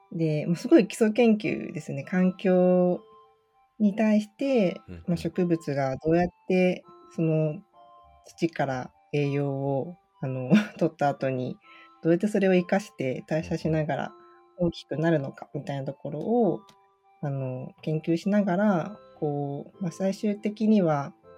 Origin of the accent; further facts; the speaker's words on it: Urayasu, Chiba, Japan; 生まれも育ちも都会というか、全然畑とかない、コンクリートジャングルみたいなところに生まれたんですね。